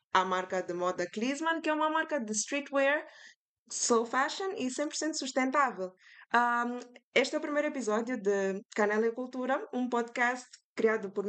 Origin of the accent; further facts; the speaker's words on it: Mozambique; now in Foz do Iguaçu, Brazil; eu vim de Moçambique, né? Vim estudar cá arquitetura em Foz.